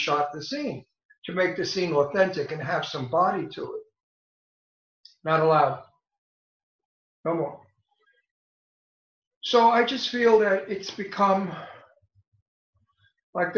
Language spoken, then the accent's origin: English; New York City, New York, United States; also born or lived in Italy; I was born in Brooklyn in the projects with poor people. Half of the projects was black